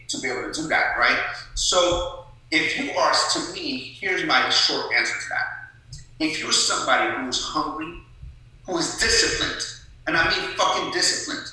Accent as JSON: {"language": "English", "town": "Sharon", "region": "Pennsylvania", "country": "United States", "tie": "born or raised there", "also_born_or_lived": "Tehran, Iran"}